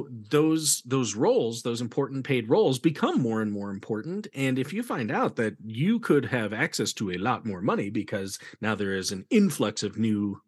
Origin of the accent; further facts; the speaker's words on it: Sheridan, Wyoming, United States; I'm from Sheridan, Wyoming